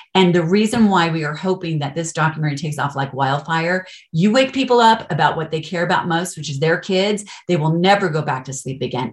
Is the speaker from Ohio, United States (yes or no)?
no; Colorado, United States; moved away as an adult; also born or lived in California; I'm actually from Colorado, I'm not from California, grew up here, but we moved back